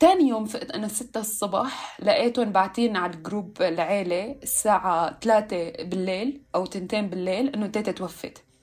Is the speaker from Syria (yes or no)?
yes; Syria; المشكله كمان انه هلا نحن لانه سوريين متفرطعين